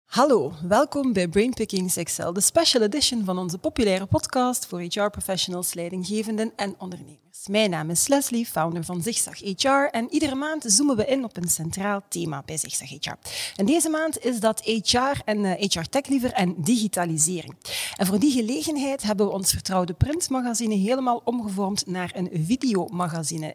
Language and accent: Dutch; Ghent, Flanders, Belgium; ik als Gentse